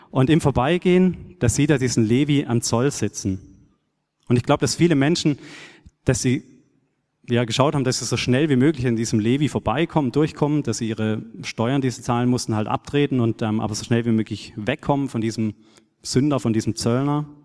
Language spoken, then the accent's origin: German; Baden-Württemberg, Germany; ich bin auf einem kleinen Bauernhof aufgewachsen in Südbaden und war da schon als kleiner Knirps oft mit meinem Vater oder Großvater im, auf dem Acker unterwegs oder in den Weinbergen